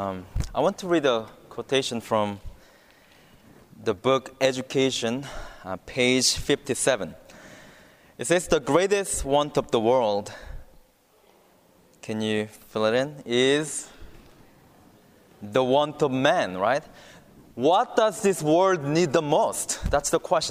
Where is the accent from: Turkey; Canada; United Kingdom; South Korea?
South Korea; moved away as an adult; now in Virginia, United States; I'm from South Korea